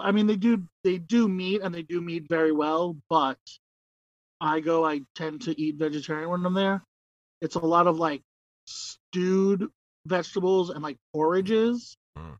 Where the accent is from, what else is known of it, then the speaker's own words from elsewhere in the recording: New York, United States; moved away; I was born in dirt. I was raised in filth. I am from New York originally.